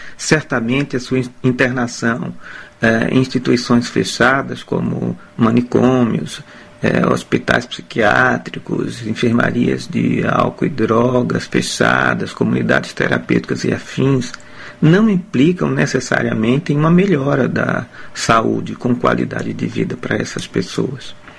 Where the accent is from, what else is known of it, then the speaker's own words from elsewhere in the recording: Aracaju, Sergipe, Brazil; also born or lived in Porto Alegre, Rio Grande do Sul / Cuiabá, Mato Grosso / Recife; now in Amsterdam, Netherlands; Eu nasci em Aracaju, em Sergipe, estado aqui irmão nordestino do Ceará